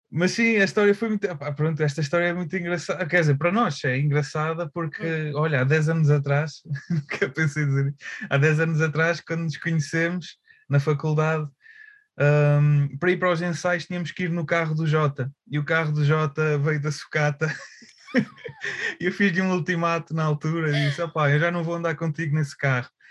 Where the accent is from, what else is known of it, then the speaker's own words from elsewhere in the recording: Aveiro, Centro, Portugal; moved away as an adult; also born or lived in Porto; acabei por mudar para Aveiro, uh, o sítio onde eu cresci, pronto, voltei